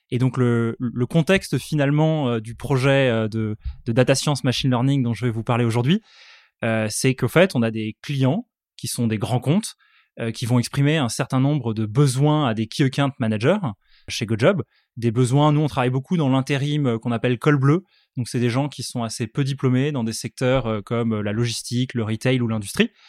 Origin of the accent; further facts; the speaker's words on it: Aix-en-Provence, Provence-Alpes-Côte d'Azur, France; donc déjà, moi, je viens tout droit euh, d'Aix-en-Provence.